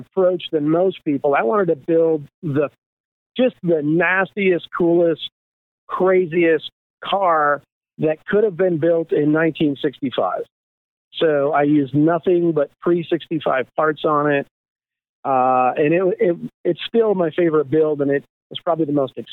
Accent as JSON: {"language": "English", "region": "Michigan", "country": "United States", "moved": "as an adult", "said": "I'm from Michigan, and I was a tool maker back there for General Motors for about 16 years"}